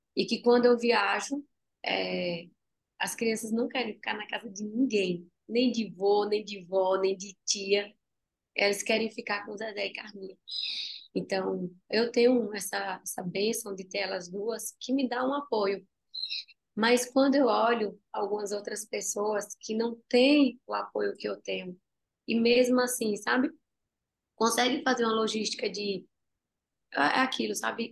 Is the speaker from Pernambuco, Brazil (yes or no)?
yes; Tacaratu, Pernambuco, Brazil; moved away; quando eu saí lá de Tacaratu, uma vez eu estava com uma barraquinha, minha mãe tinha uma, uma vendazinha, e eu pegava os bombons e eu colocava numa barraquinha em frente à minha casa